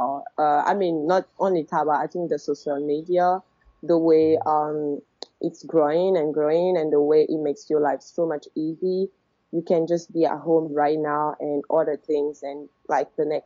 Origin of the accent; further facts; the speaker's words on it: Gabon; moved away as an adult; now in China; from Gabon. I came to China for studying